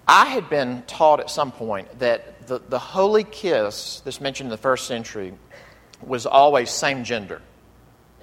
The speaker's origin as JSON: {"language": "English", "area": "the South", "region": "Southern United States", "country": "United States", "said": "I as a Southerner"}